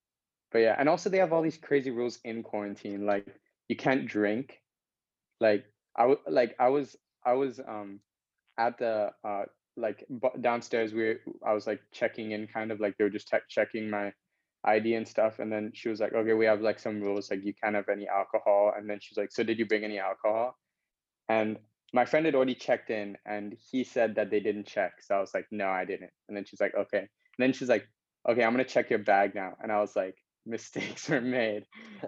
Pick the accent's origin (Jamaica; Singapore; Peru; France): Singapore; And because I was born in Singapore and I lived here my whole life.